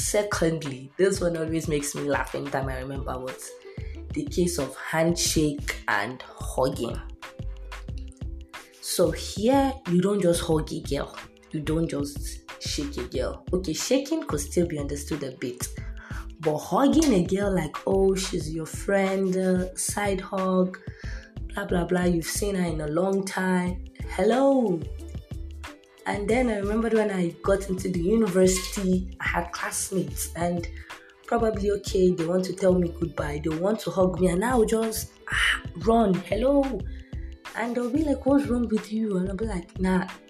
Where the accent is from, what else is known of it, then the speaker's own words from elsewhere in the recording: Kano, Kano State, Nigeria; also born or lived in Ogun State; I was born and brought up in the northern part of Nigeria that Nigeria is having problems with right now, which is Kano.